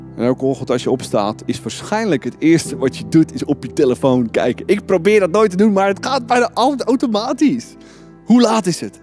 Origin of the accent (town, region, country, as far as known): Netherlands